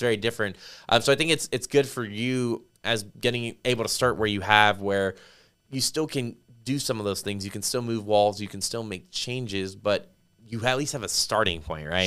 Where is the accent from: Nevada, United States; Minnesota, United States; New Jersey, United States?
Nevada, United States; Las Vegas; now in San Antonio, United States; I grew up in Las Vegas